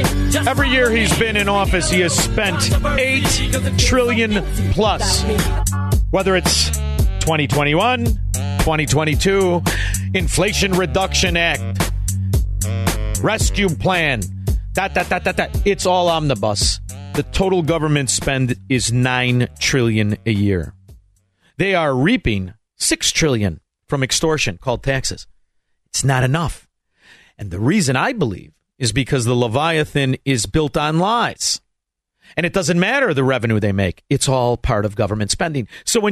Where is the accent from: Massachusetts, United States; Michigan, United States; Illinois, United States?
Illinois, United States; Melrose Park; Now, you know, I'm from Melrose Park, but even I don't think that's right.